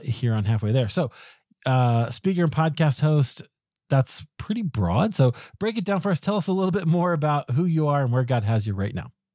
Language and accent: English; Iowa, United States; now in Colorado, United States; I grew up in Iowa